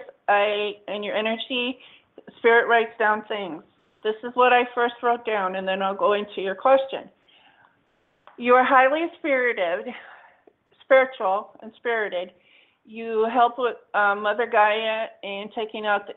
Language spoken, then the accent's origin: English; Houston, Texas, United States; I'm from Houston, too.